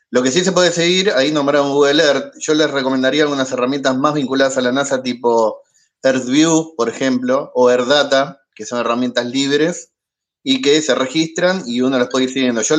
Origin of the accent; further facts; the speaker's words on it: Argentina; ¿se nota que soy argentino?